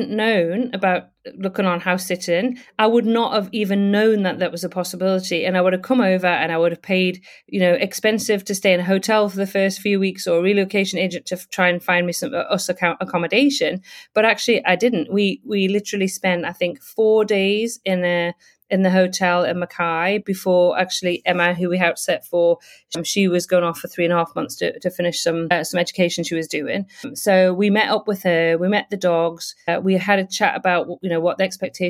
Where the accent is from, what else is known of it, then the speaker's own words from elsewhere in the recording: United Kingdom; moved away as an adult; now in Brisbane, Australia; I'm originally from the UK, though I have lived all over the world, so I will just say that. I am British and now Australian because I have Australian citizenship.